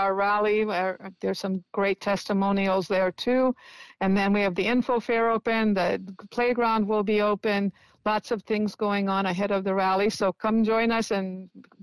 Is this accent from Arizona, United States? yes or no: no; Indiana, United States; now in San Francisco, United States; Even when I was a little child, you know, living in Indiana